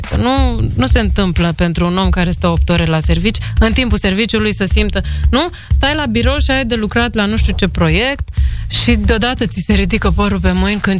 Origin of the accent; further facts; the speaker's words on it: Iași, Iași County, Romania; also born or lived in Tulcea / Piatra Neamț / Bucharest; Eu sunt bucureșteancă. Adică sunt născută în Tulcea, mă rog, crescută în Iași, Piatra Neamț și mutată în București, 10 ani acolo.